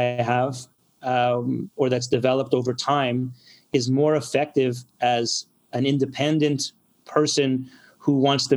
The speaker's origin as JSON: {"language": "English", "town": "Montreal", "region": "Quebec", "country": "Canada", "tie": "born or raised there", "said": "I'm a Montrealer. I'm born and bred here."}